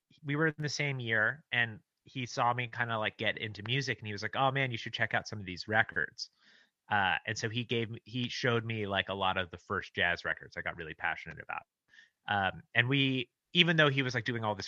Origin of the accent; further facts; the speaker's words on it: Los Angeles, California, United States; I grew up in Los Angeles, and I went to this this sort of arts high school called Crossroads, a small arts high school in Santa Monica